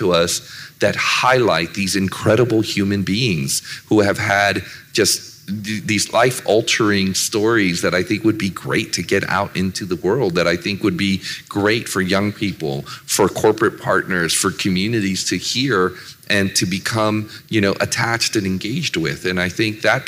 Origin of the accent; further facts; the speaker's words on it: Silicon Valley, California, United States; I grew up in Silicon Valley